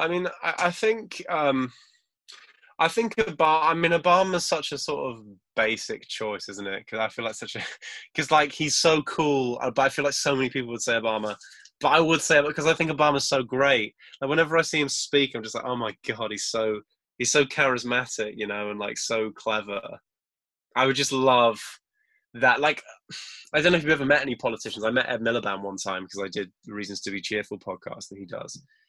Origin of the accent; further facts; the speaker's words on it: Crewe, North West England, United Kingdom; born there; I was born in Crewe, which I don't know if you know, but it's nearish Manchester. And no one believes that, because obviously I don't really sound like I'm from there.